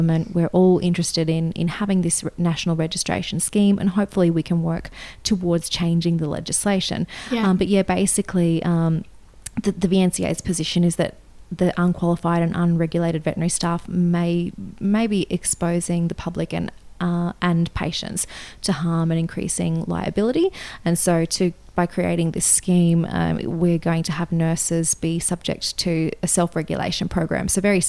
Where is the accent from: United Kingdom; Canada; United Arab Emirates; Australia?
Australia; accent: Australian